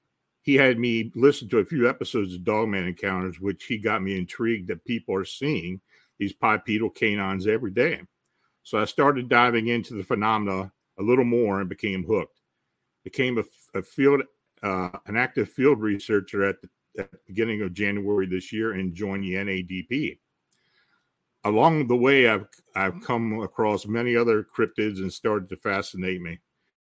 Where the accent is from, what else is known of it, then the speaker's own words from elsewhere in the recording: New England, United States; Growing up in New England was the perfect breeding ground for such a fascination.